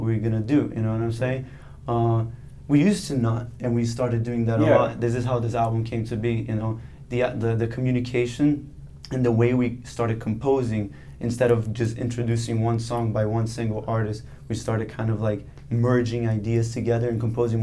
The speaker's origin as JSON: {"language": "English", "country": "Brazil", "moved": "yes", "said": "I am originally from Brazil, so I have a lot of Brazilian music background"}